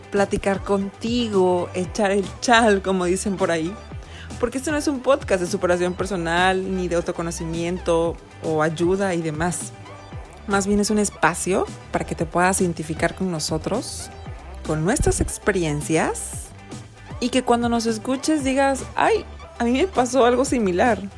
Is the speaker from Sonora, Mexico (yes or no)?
no; Orizaba, Veracruz, Mexico; soy bastante mexicana. Y es que resulta y resalta que soy de una ciudad llamada Orizaba en el centro del estado de Veracruz, pero he tenido la experiencia de vivir en varios estados de la República.